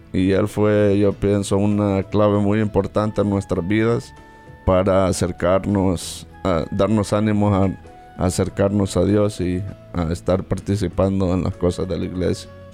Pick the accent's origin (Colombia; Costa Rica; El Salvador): El Salvador; soy salvadoreño